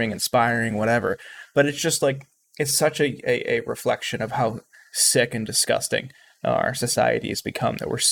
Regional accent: Youngstown, Ohio, United States; growing up in Ohio

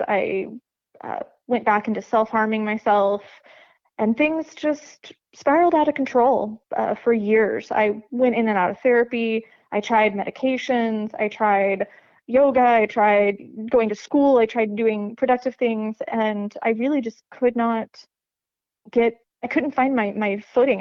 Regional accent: Lebanon, Missouri, United States; I grew up in Lebanon, Missouri, little tiny hick hole uh, town that civilization forgot about

